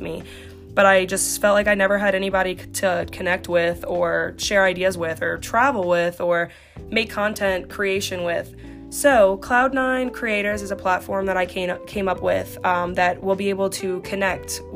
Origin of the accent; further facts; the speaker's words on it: Slidell, Louisiana, United States; I stayed in Slidell